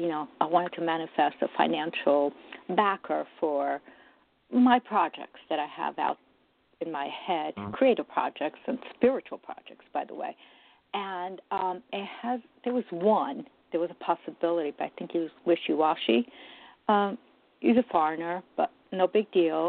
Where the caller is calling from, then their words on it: New Jersey, United States; I'm calling from New Jersey